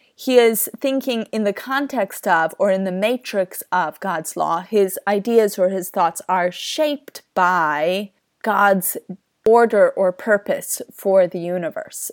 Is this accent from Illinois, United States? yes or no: no; Kansas, United States; I grew up in the Kansas wheat fields